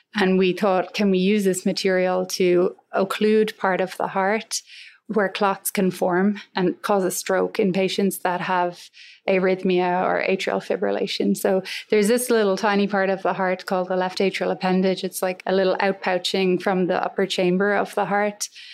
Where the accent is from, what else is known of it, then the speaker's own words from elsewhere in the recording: Galway, Connacht, Ireland; moved away as an adult; now in United States; I grew up in Galway, close to a place called Saltilh, which is right on the ocean there